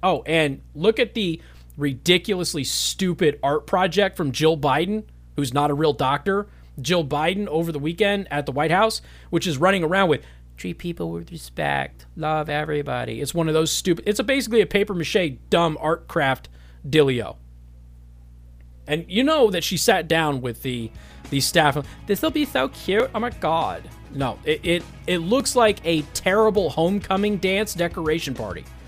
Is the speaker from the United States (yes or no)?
yes; Las Vegas, Nevada, United States; the Las Vegas Sun, the liberal paper in Las Vegas, Nevada, my hometown